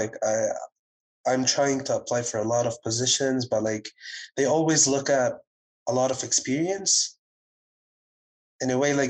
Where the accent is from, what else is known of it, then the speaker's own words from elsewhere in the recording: Ottawa, Ontario, Canada; moved away as an adult; now in Montreal, Canada; I'm an Ontario resident. So I was born in Ottawa.